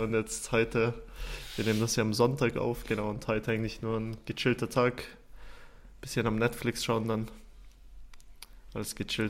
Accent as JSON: {"language": "German", "town": "Fulpmes", "region": "Tyrol", "country": "Austria", "moved": "yes", "lives_now": "Zürich, Switzerland", "said": "da, wo ich herkomme, äh, das war im Stubaital, also Fultmes heißt der Ort"}